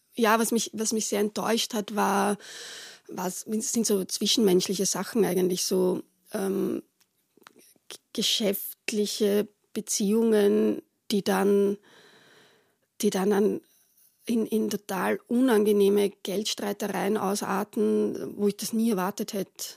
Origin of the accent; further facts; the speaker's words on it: Retz, Lower Austria, Austria; moved away as an adult; wo ich aufgewachsen bin also teilweise hingezogen sind, äh, nämlich eben äh, nach Retz.